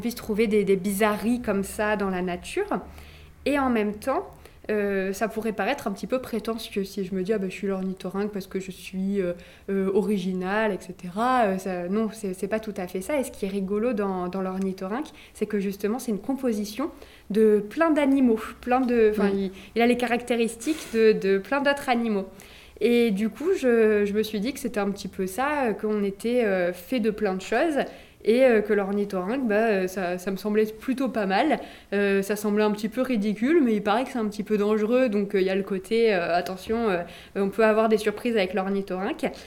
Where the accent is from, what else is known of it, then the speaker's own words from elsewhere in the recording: Nice, Provence-Alpes-Côte d'Azur, France; je, suis d'ici, je suis née à Nice